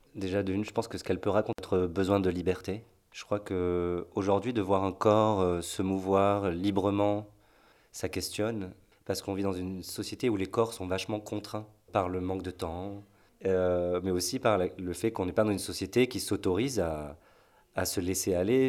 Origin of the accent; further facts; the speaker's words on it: Marseille, Provence-Alpes-Côte d'Azur, France; moved away as an adult; now in Nantes, France; je suis de Marseille au départ